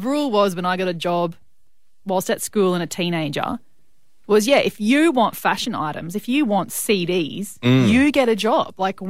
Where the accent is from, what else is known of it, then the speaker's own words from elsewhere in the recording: Brisbane, Queensland, Australia; I grew up outside of Brisbane in the suburbs